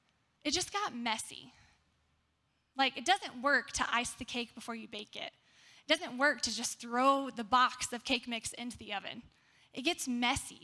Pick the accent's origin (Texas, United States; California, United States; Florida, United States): Texas, United States; I was born and raised in Texas.